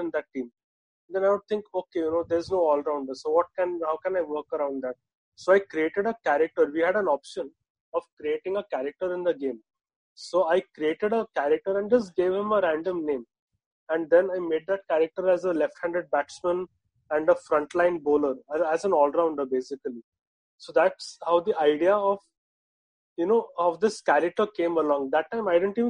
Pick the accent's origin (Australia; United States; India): India; Mumbai, Maharashtra; I'm from Mumbai.